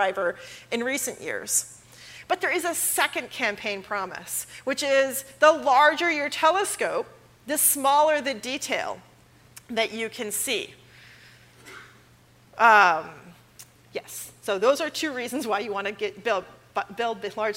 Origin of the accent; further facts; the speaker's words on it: Los Angeles, California, United States; I'm from Los Angeles.